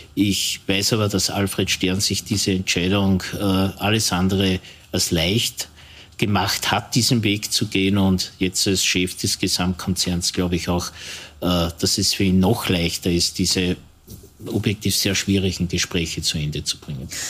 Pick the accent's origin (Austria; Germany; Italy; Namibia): Austria; Linz, Upper Austria; das weiß ich ganz besonders als Linzer